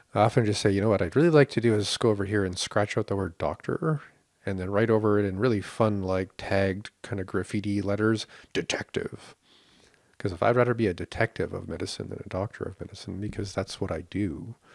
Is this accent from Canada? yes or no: yes; Canada; we are very entitled and very tight-fisted in Canada